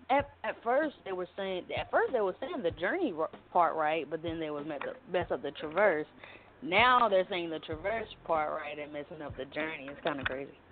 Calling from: Augusta, Georgia, United States; I'm from Augusta, Georgia.

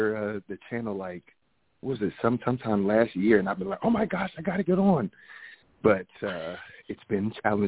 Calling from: Phoenix, Arizona, United States; I'm calling from Arizona, Phoenix, Arizona.

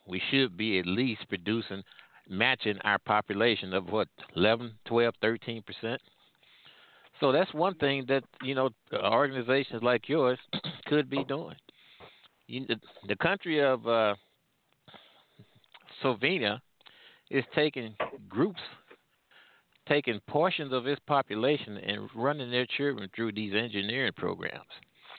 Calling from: St. Louis, Missouri, United States; I'm calling from the St. Louis area.

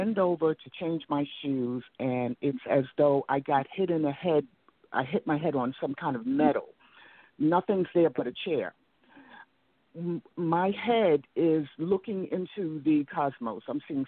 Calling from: Atlanta, Georgia, United States; It's Atlanta.

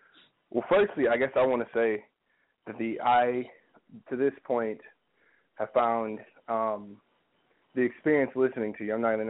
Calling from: Columbus, Ohio, United States; I am calling in from Columbus, Ohio right now.

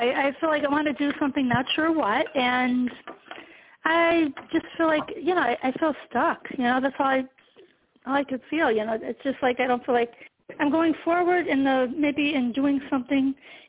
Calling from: New York, United States; Okay, New York.

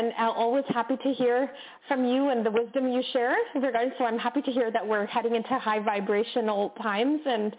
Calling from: Canada; I'm calling from Canada.

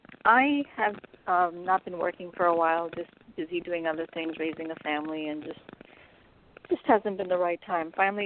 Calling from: California, United States

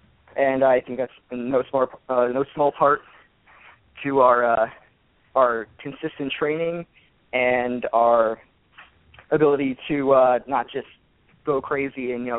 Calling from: San Diego, California, United States; calling from San Diego.

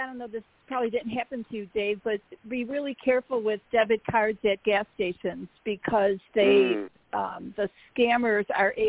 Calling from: Arizona, United States; Hi, it's … in Arizona.

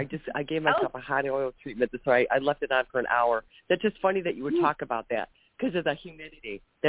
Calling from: Ohio, United States; I'm calling from Ohio.

